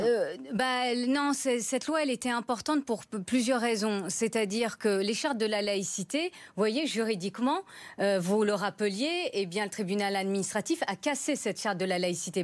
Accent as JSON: {"language": "French", "country": "France", "said": "je suis française de confession musulmane"}